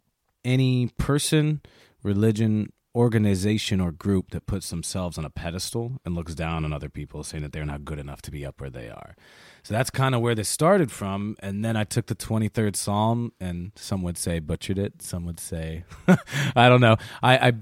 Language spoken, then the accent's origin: English; Chicago, Illinois, United States; I was raised in Chicago in the South Side